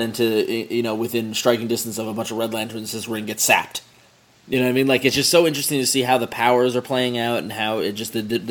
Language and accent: English; Long Island, New York, United States; I grew up on Long Island, Staten Island.